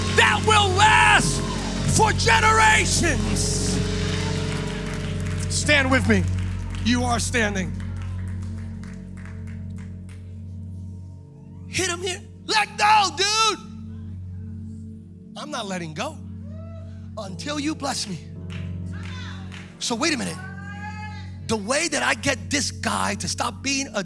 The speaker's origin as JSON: {"language": "English", "region": "East Coast", "country": "United States", "moved": "yes", "said": "I'm from the East Coast originally, right? So on the East Coast, Pennsylvania, New York, New Jersey, that's where I'm from"}